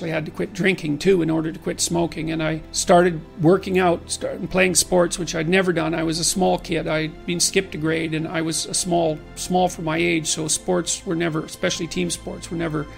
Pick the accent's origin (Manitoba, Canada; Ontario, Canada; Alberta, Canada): Alberta, Canada; Fairview; I was from Northern Alberta, this rough little town up in Northern Alberta called Fairview.